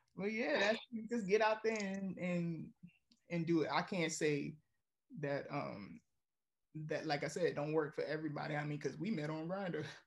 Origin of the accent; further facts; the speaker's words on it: New York, United States; moved away as an adult; now in New Jersey, United States; I'm from New York